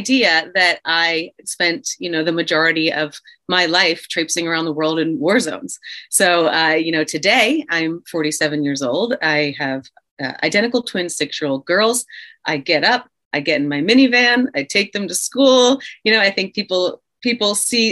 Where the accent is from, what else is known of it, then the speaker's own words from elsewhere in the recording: Philadelphia, Pennsylvania, United States; I grew up in the Philadelphia area